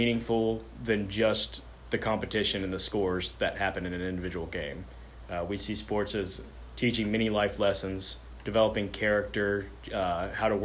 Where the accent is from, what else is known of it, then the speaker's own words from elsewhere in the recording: Chattanooga, Tennessee, United States; moved away as an adult; I was 30 years old. I'd only ever lived in Chattanooga except for being down the road for college.